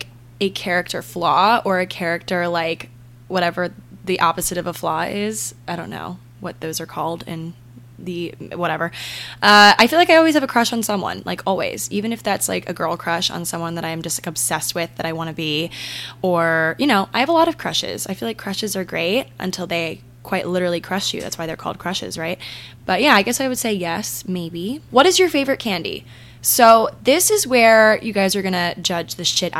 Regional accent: Maryland, United States; I'm from Maryland

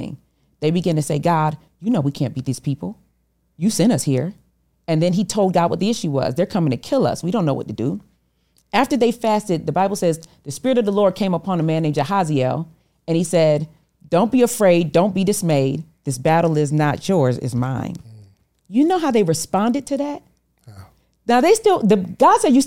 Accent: Rochester, New York, United States; I was from Rochester, New York

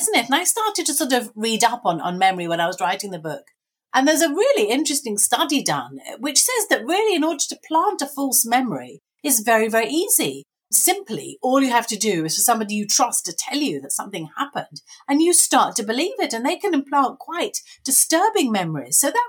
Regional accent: Brighton, South East England, United Kingdom; also born or lived in London; And I was born in London, actually, then moved away to Brighton.

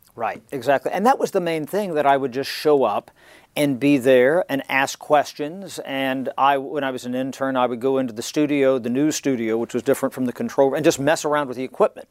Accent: Southwest Ohio, United States; moved away; I'm from Southwest Ohio, about an hour and change north of there

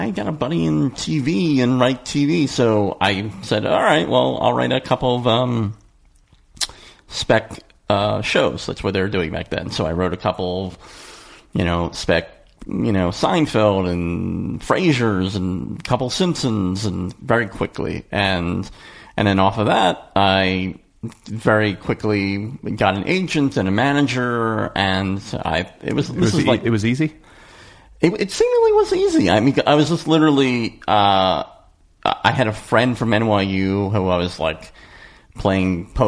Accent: Philadelphia, Pennsylvania, United States; moved away as an adult; now in Los Angeles, United States; I missed the East Coast. I'm from Philadelphia

